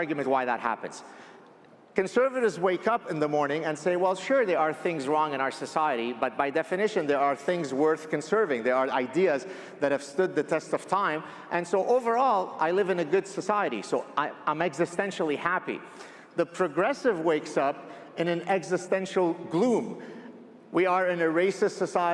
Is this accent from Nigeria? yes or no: no; Lebanon; I grew up in the Lebanese Civil War, and my parents would tell me, one of the ways that you would die in Lebanon